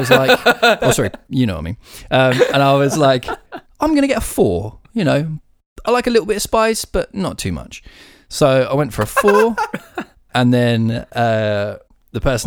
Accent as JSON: {"language": "English", "country": "United Kingdom", "said": "being like British"}